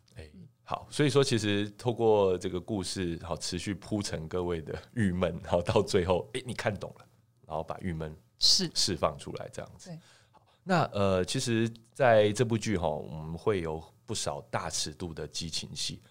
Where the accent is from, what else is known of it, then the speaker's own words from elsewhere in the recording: Taiwan; 我们台湾人